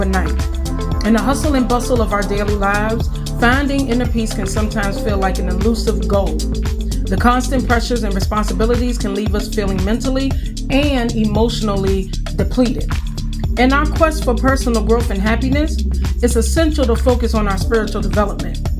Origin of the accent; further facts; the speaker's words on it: Farmville, Virginia, United States; moved away; Today I am at my hometown of Farmville, Virginia, taking care of my mom for the next 3 weeks